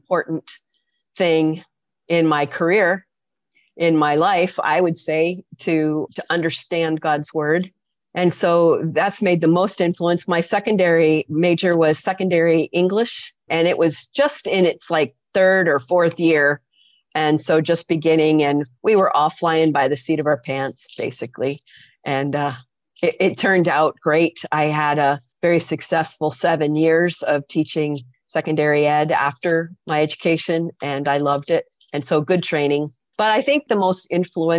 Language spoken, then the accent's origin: English; Poughkeepsie, New York, United States; now in Southern California, United States; I grew up in Poughkeepsie, New York